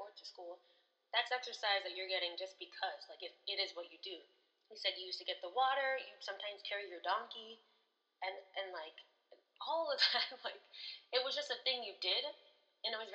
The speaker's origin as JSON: {"language": "English", "country": "United States", "said": "my American perspective"}